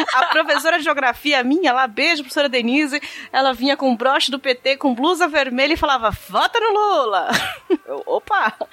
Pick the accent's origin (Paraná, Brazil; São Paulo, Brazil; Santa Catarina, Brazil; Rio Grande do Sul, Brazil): São Paulo, Brazil; São Bernardo do Campo; Eu não preciso dizer que eu sou de São Bernardo do Campo